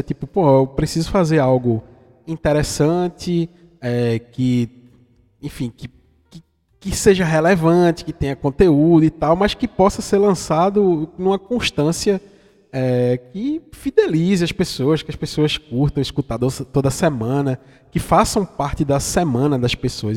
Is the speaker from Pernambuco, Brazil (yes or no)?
yes; Vitória de Santo Antão, Pernambuco, Brazil; Esse meu sotaque não é à toa, é que eu sou de uma cidadezinha do interior de Pernambuco, fica mais ou menos a 500 50 é, quilômetros, 500 não, 50 do Recife, que se chama Vitória de Santo Antão.